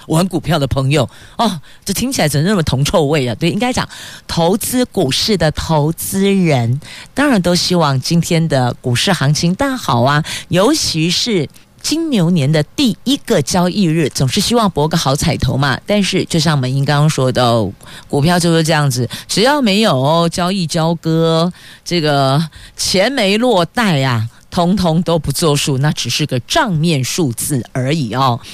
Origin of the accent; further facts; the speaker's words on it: Taoyuan, Taiwan; 我们桃园人是敞开大门，欢迎来做客啦